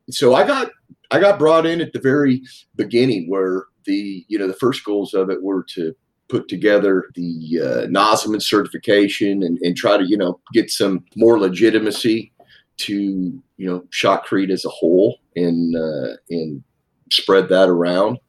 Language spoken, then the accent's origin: English; Seattle, Washington, United States; moved away as an adult; now in East Coast, United States; I'm from Seattle originally